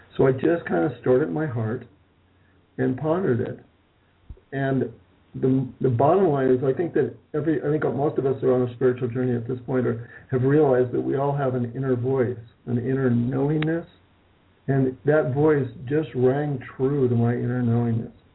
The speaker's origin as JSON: {"language": "English", "town": "Malibu", "region": "California", "country": "United States", "tie": "born or raised there", "also_born_or_lived": "Hollywood, California", "said": "I was raised in Hollywood, California, where I was born in Hollywood, California. My parents moved probably by the time I was in third grade to Malibu"}